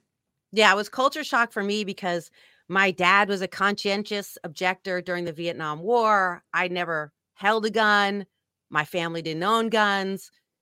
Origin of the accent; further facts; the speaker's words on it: San Francisco, California, United States; as you mentioned, I grew up in San Francisco.